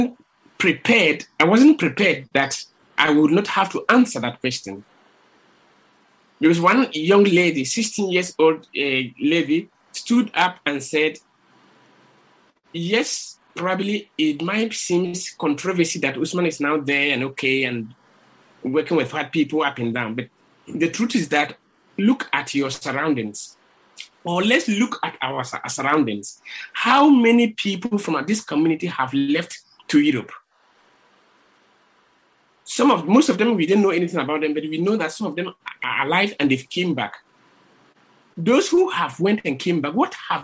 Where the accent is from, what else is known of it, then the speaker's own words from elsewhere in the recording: Ghana; moved away as an adult; now in Spain; I'm quite lucky to have lived in the Ghana, and being a Ghanaian, we have values